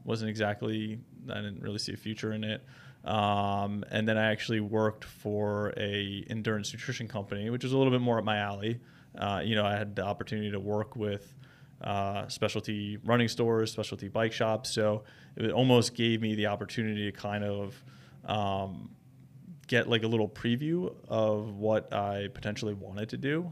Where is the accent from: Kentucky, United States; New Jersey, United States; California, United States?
New Jersey, United States; Holmdel; I grew up in Homedale, New Jersey